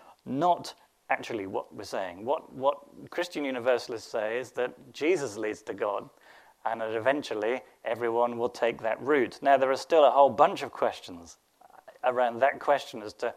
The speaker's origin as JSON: {"language": "English", "region": "England", "country": "United Kingdom", "said": "I'm English"}